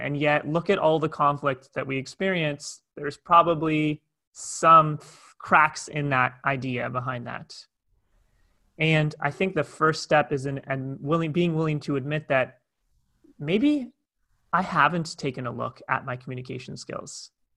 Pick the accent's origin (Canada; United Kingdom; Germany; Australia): Canada; Toronto, Ontario; moved away as an adult; now in Cape Town, South Africa; I'm originally from Toronto, Canada